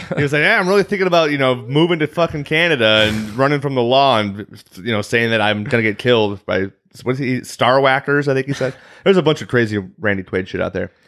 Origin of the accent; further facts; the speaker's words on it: Chicago, Illinois, United States; accent: Chicago; I'm from the Chicagoland area